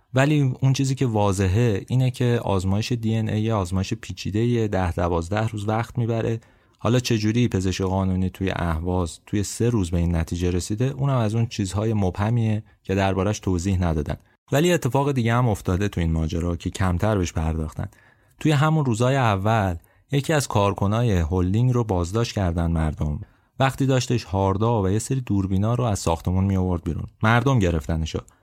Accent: Abadan, Khuzestan, Iran; moved away; به عنوان یه آبادانی

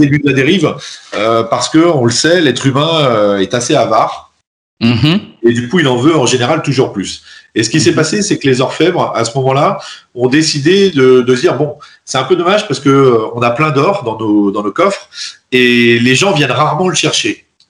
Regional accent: France; en tant que Français et en tant qu'Européen

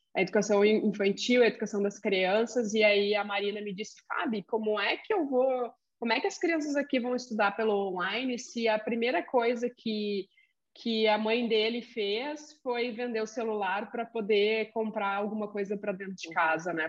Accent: Rio Grande do Sul, Brazil; accent: gauchês; sou gaúcha mesmo

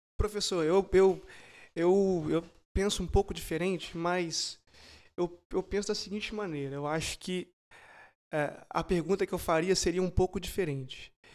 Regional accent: Brazil; como brasileiros

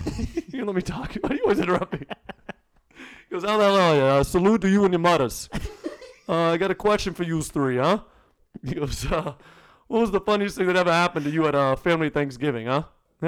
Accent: New York, United States; I'm from New York.

